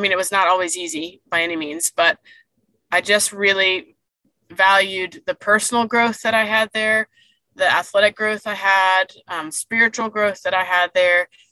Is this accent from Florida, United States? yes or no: yes; Daytona Beach, Florida, United States; also born or lived in Fort Lauderdale, Florida / Durham, North Carolina / Chapel Hill, North Carolina; we moved the family, I say, back to Daytona